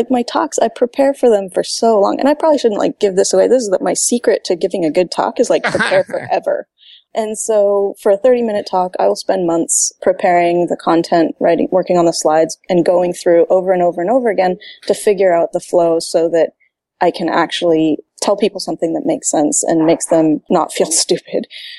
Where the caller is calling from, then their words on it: Santa Monica, California, United States; Hello from Santa Monica.